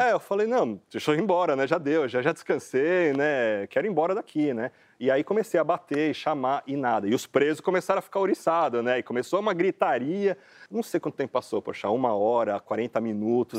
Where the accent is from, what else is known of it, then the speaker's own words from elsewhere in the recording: Brazil; a gente, como brasileiro, tem direito a ficar três meses